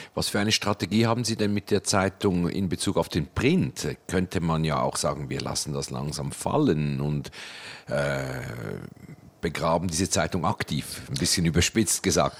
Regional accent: Switzerland; für mich als Schweizer

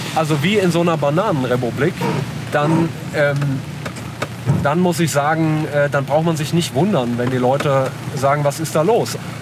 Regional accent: Germany; born or raised there; first language Italian; also born or lived in Italy

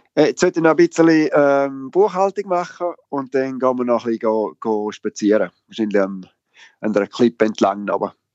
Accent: Switzerland; moved away as an adult; now in England; als Schweizer

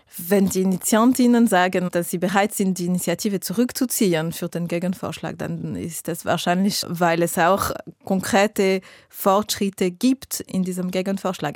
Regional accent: Geneva, Switzerland; ich bin aus Genf, ich wohne in der Nähe vom Flughafen.

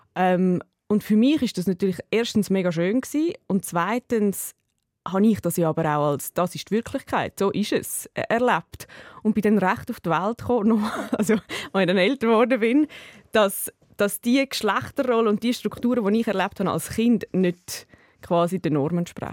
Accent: Dietikon, Zurich, Switzerland; ich bin in Dietiken in der Schule in das, und ich bin im Quartier äh, aufgewachsen

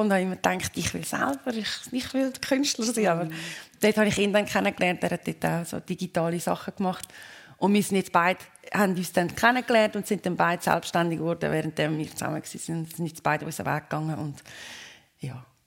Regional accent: Switzerland; moved away; wenn ich in der Schweiz bin und mir, mir dann Anja sagt und ich bin da, wo ich aufgewachsen bin

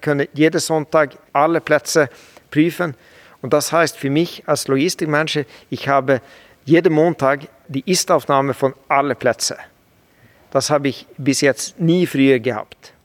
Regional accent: Sweden; German is a second language; moved away as an adult; also born or lived in Northern Sweden; now in Switzerland; Ich bin ja Schwede und habe früher in Nordschweden

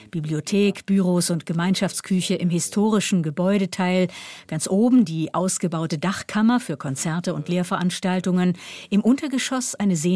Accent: Valens, St. Gallen, Switzerland; ich komme aus Valenz im Kanton St. Gallen.

